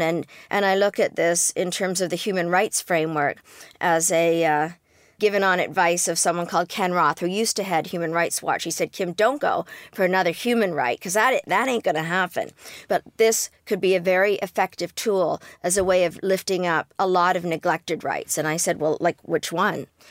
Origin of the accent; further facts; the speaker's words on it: Canada; I am Canadian